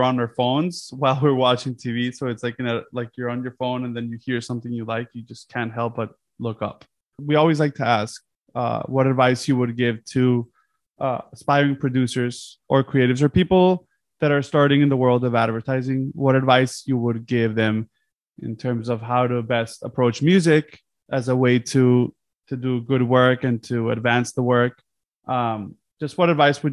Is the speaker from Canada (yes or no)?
no; Colombia; moved away; I'm originally from Colombia